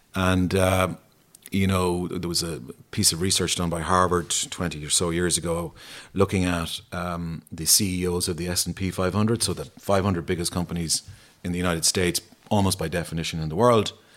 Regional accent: Ennis, Munster, Ireland; growing up in Ennis

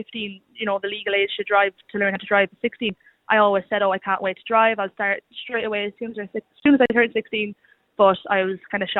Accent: Westmeath, Ireland; moved away as an adult; now in Galway, Ireland; I'm from Westmeath originally, but I'm up here studying.

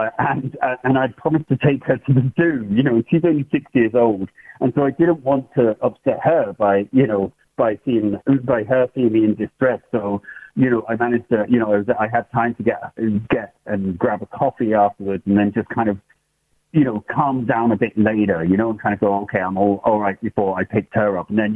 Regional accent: England, United Kingdom; moved away as an adult; now in Ireland; you could probably hear from the accent that I'm from England originally, but I'm living in Ireland over 30 years.

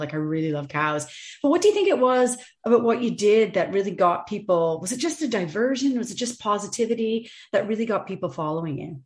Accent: Canada; now in Ireland; I'm originally from Canada

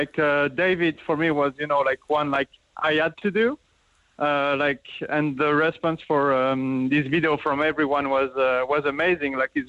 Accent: France; moved away as an adult; also born or lived in Paris; now in Cork, Ireland; I'm from France.

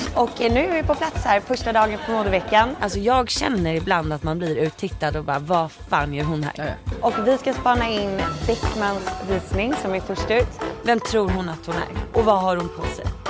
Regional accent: Saltsjöbaden, Stockholm County, Sweden; i Saltis, det eh, där jag är uppvuxen

